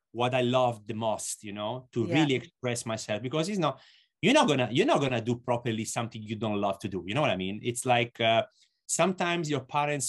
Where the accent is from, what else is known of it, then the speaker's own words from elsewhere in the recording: Lucca, Tuscany, Italy; Lucca, and it's 70 kilometers from Florence. And Florence, let's say, is the biggest city close to my hometown.